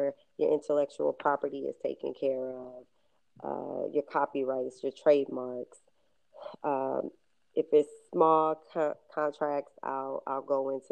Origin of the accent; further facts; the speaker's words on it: Louisville, Kentucky, United States; I come from Louisville, Kentucky. I come from an area called the West End, and in that area, you have to take care of yourself